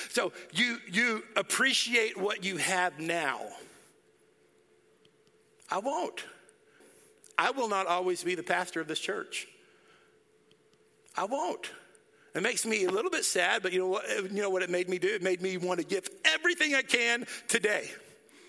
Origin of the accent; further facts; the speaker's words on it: Dallas, Texas, United States; moved away; I grew up in Dallas, and I love Dallas.